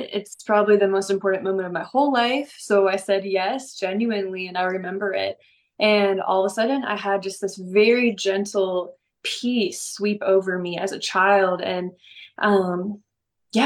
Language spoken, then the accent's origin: English; St. Louis, Missouri, United States; also born or lived in Atlanta, Georgia / Texas; now in Dallas, United States; I live in Dallas, Texas, and I'm from all over though. So I was born in Atlanta, raised in St. Louis, but I've been in Texas for a really long time.